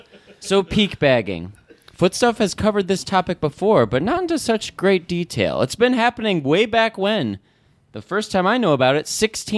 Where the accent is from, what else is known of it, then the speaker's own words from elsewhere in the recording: Old Forge, New York, United States; growing up in Old Forge